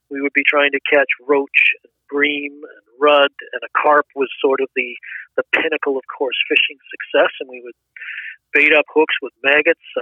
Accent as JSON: {"language": "English", "country": "Canada", "tie": "born or raised there", "also_born_or_lived": "England", "said": "I was born in England, so we emigrated to Canada when I was seven."}